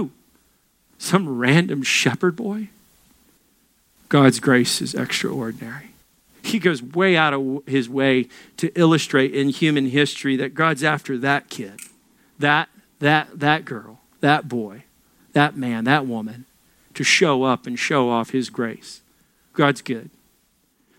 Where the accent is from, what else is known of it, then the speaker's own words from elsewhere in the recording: Little Rock, Arkansas, United States; moved away; I'm from Little Rock. That's the size of my entire city back in Little Rock.